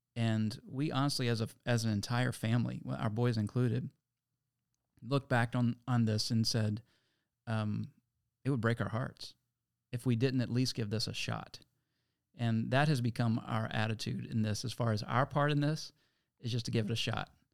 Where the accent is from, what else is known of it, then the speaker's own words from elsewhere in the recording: Lynchburg, Virginia, United States; moved away; I'm from Lynchburg, Virginia originally, and, uh, that's where I met Tim when we were back in middle school and high school